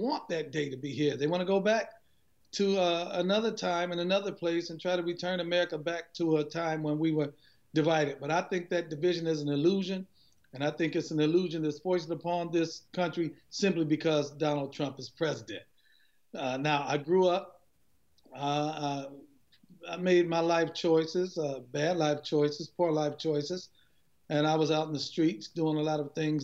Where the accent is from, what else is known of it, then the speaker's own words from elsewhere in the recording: Cleveland, Ohio, United States; I'm a Cleveland, Ohio native, born and raised in Cleveland, on the east side of Cleveland.